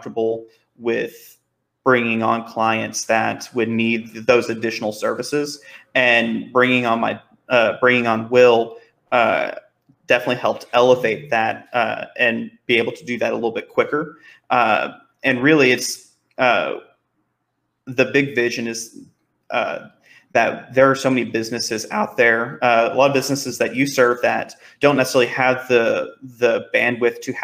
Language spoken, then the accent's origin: English; Dallas, Texas, United States; I've grown up, born and raised in the Dallas area